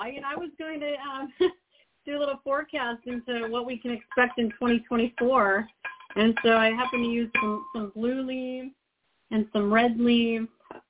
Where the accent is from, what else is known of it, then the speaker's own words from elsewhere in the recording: Alaska, United States; also born or lived in Montana; And then my family moved us up to Alaska, so I grew up mainly in Alaska, probably for most of my majority of my schooling was.